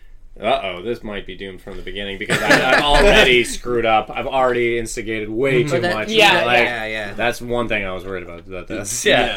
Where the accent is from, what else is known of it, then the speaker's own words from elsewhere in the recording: Belgium; I'm from Belgium.